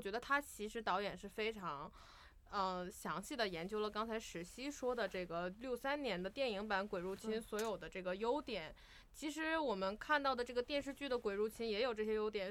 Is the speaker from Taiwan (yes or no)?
no; China; 我们中国人常常说的他心里有鬼这个鬼